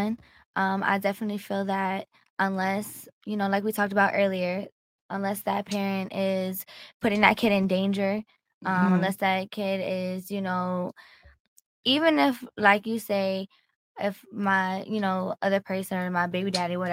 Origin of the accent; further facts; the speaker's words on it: Virginia, United States; I'm from Virginia.